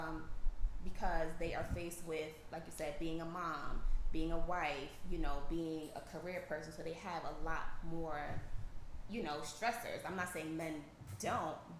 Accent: East Orange, New Jersey, United States; So I'm from East Orange originally. My parents are from Jamaica.

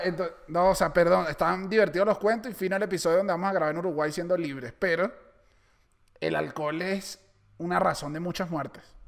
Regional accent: Venezuela; moved away; also born or lived in Chile; los venezolanos no bebemos tanto

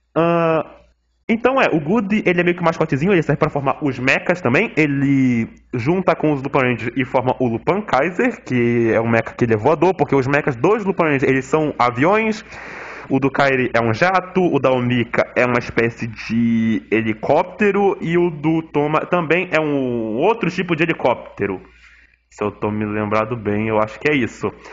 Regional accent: Manaus, Amazonas, Brazil; eu sou de Manaus

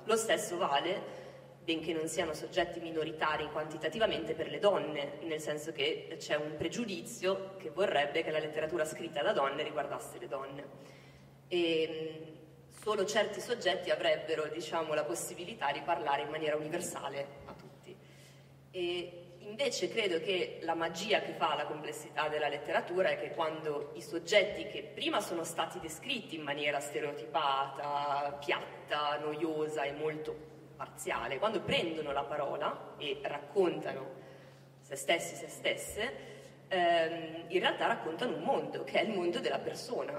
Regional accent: Milan, Lombardy, Italy; moved away as an adult; also born or lived in Oxford / Berlin; dal mio accento, io non sono del sud, sono milanese, nascita, ho vissuto all'estero

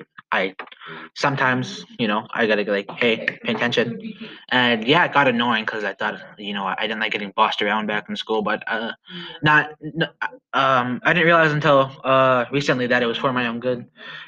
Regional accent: Canada; I am from Musketeer First Nation

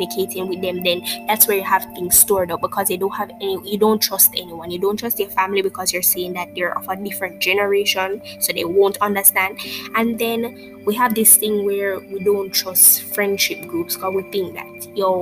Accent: Jamaica; I'm speaking from the Jamaican perspective

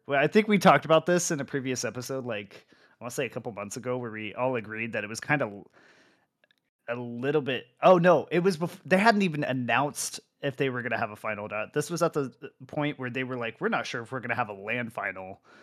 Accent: United States; As an American

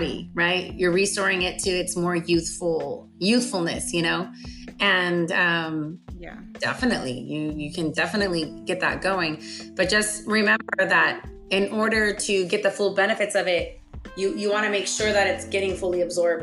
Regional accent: South Texas, United States; born or raised there; also born or lived in Anchorage, Alaska

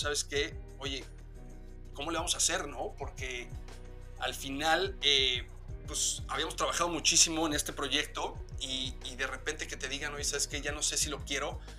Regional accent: Mexico City, Mexico; Somos de la Ciudad de México. De ahí, nacimos, ahí crecimos y, y algunos de nosotros, … y yo, ahí seguimos.

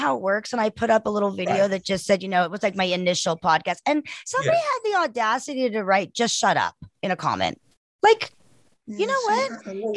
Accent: South Africa; We're from South Africa

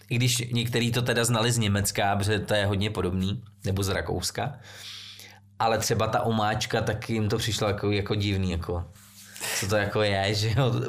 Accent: Central Bohemian Region, Czechia; Těch restaurací zrovna teď jsem byl eh, tam u nás na Příbramsku, přijela mi sestra eh, z, z Vídně

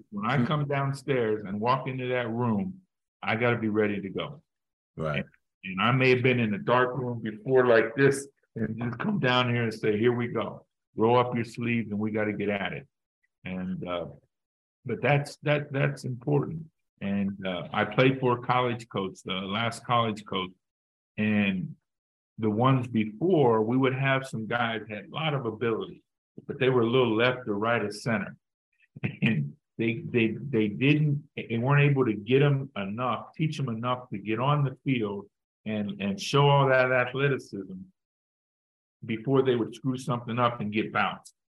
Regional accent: Pittsburgh, Pennsylvania, United States; moved away as an adult; I'm from Pittsburgh

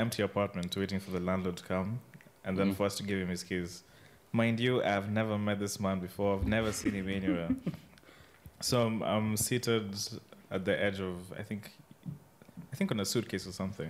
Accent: Kenya; now in Italy; someone asks where I'm from, so I'm like, Kenya.

